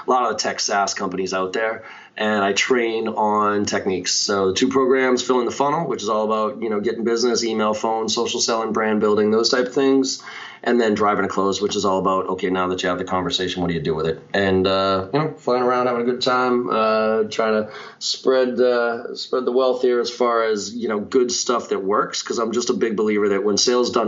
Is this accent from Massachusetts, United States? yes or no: yes; Boston, Massachusetts, United States; also born or lived in Maryland; I grew up here in Boston, still live here